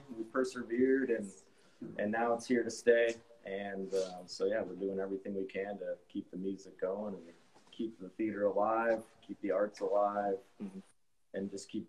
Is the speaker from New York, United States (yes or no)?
no; Guerneville, California, United States; I'm from Guerneville